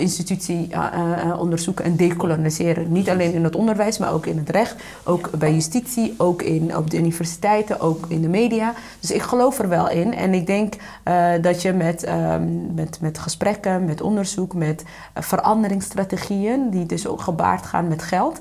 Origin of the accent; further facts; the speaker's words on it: Winschoten, Groningen, Netherlands; ik ben opgegroeid in Oost-Groningen, uh, Winschoten